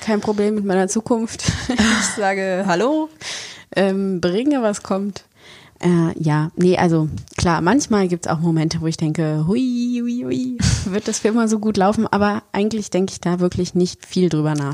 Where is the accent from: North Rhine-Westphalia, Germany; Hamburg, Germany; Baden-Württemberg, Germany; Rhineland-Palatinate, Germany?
North Rhine-Westphalia, Germany; Bonn; now in Berlin, Germany; ich komme ja ursprünglich aus Bonn